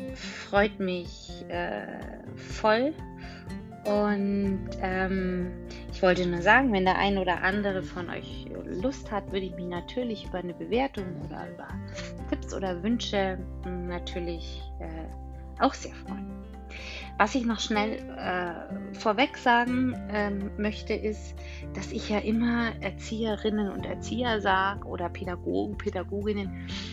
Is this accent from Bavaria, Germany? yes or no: yes; Bavaria, Germany; Ich komme ja aus Bayern